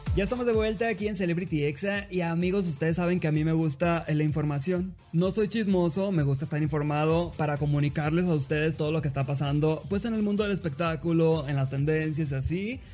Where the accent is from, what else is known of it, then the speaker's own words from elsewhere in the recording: Los Mochis, Sinaloa, Mexico; soy de los Mochis Sinaloa